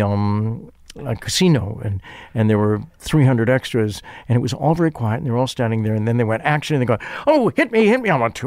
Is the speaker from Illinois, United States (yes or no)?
yes; Chicago, Illinois, United States